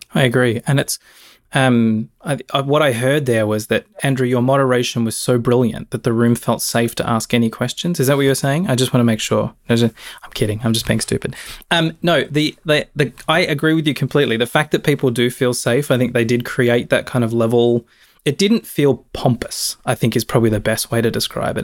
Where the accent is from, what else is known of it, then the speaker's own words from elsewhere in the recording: Australia; moved away; to my home country and hang out with my family who I haven't seen for three bloody years